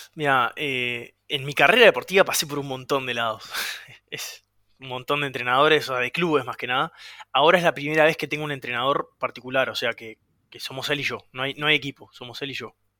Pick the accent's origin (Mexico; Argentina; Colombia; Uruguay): Uruguay; also born or lived in Florida